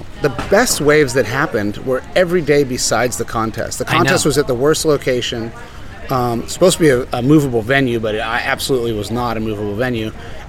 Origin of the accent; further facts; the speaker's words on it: La Jolla, California, United States; No, they're younger than me. I grew up in La Jolla. That crew came after me.